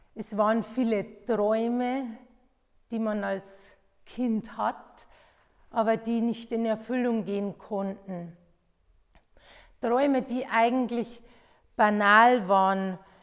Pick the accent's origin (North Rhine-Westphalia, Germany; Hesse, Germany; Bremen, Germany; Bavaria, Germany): Bavaria, Germany; bei uns in Bayern